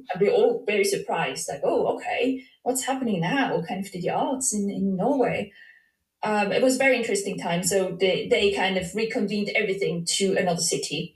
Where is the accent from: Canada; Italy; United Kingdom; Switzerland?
Switzerland; I'm from Switzerland